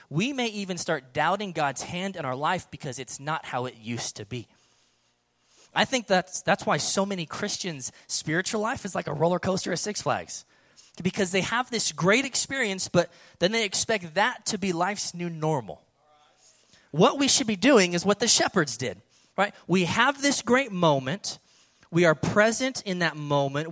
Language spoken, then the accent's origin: English; California, United States; now in Dallas-Fort Worth, United States; growing up in California and then spending a few years here in DFW